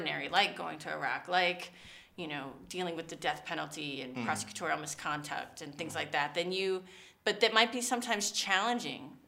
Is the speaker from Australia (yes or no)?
no; Miami, Florida, United States; now in New York, United States; I'm from Miami originally